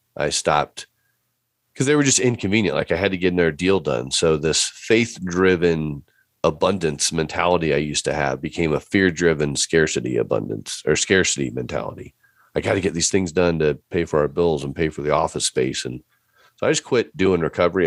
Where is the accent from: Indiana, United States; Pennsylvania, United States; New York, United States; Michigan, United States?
Indiana, United States; Fort Wayne; moved away; I grew up in Fort Wayne, Indiana, so I'm a Midwest boy through and through